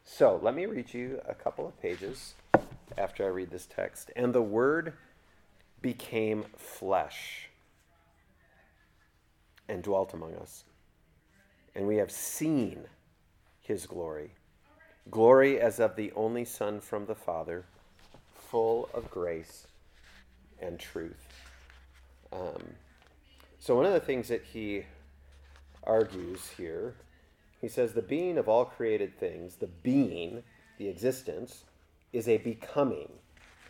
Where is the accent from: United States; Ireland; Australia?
United States; Kentucky; I'm just from Kentucky.